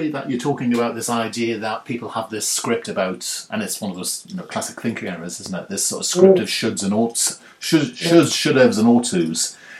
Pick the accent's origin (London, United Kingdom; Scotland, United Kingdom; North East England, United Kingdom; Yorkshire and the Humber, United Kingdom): North East England, United Kingdom; Newcastle upon Tyne; moved away; I'm from Newcastle originally, in the northeast, obviously. So I'm hoping I'm going to be of true Viking heritage.